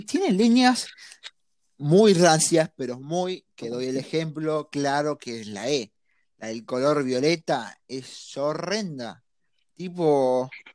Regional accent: Argentina; soy, soy bien argentino

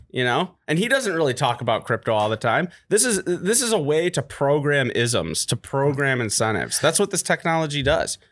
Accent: Detroit, Michigan, United States; I'm from Detroit

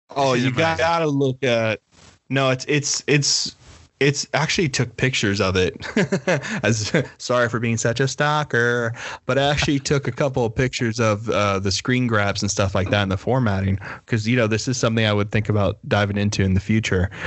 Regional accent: Miami, Florida, United States; growing up in Miami, it's very much like you don't take your car somewhere to get fixed

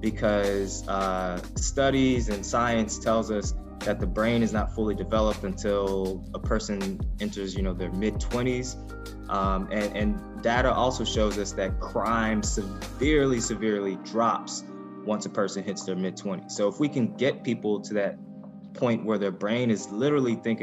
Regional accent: Ferguson, Missouri, United States; I grew up in Ferguson, Missouri

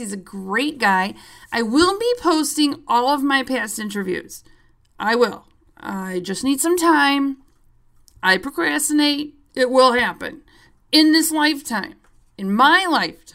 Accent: Chicago, Illinois, United States; I'm a Chicagoan

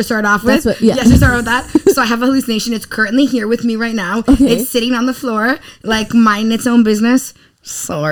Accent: Toronto, Ontario, Canada; English is a second language; I'm from Toronto.

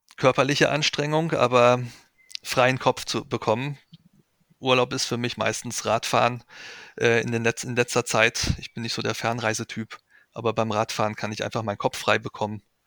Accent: Weserbergland, Germany; Ich stamme aus dem Weserbergland, das ist meine Heimat.

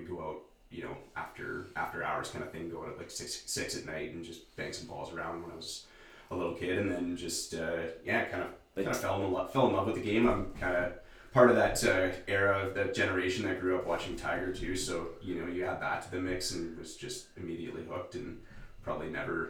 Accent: Lively, Ontario, Canada; I'm always quick to remind people I'm not from Sudbury, I'm from Lively. It's one of those Lively boy things, you know?

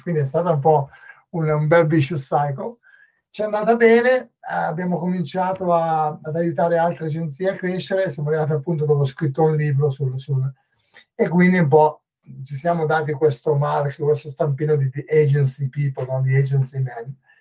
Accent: northern Italy, Italy; moved away as an adult; also born or lived in England / Dublin, Ireland; now in Dún Laoghaire, Ireland; sono chiaramente italiano, sono um, del, del, nord Italia e ho lasciato il nord Italia quando avevo 25 anni

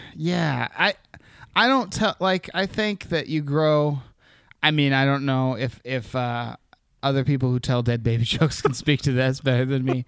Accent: Anchorage, Alaska, United States; also born or lived in Seattle; I was born in Anchorage.

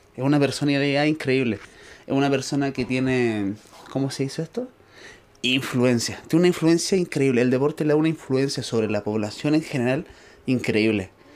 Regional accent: Chile; yo soy de Chile

